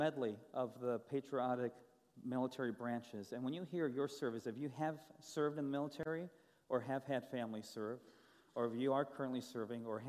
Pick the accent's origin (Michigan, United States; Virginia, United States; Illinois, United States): Michigan, United States; Grand Rapids; now in Nashville, United States; I'm from Nashville, Tennessee, originally from Grand Rapids, Michigan